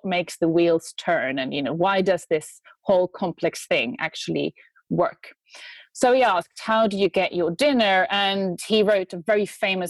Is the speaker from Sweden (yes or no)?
yes; Sweden; now in United Kingdom; I'm from Sweden. I'm an expert in feminist economics. I live in the UK